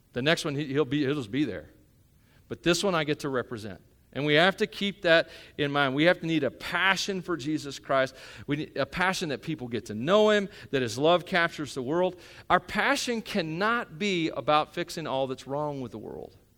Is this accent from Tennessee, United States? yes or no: yes; Union City, Tennessee, United States; now in Rock Springs, United States; I'm from Union City, Tennessee. You don't know where that is. It's a little hole in the wall town.